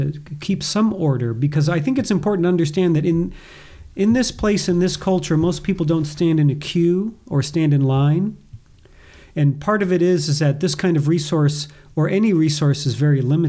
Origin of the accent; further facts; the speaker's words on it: United States; now in Boise, United States; as an American